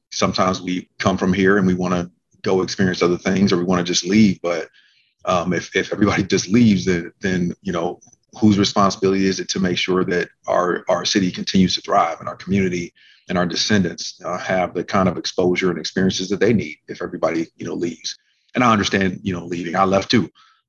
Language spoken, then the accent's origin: English; Omaha, Nebraska, United States; moved away as an adult; my hometown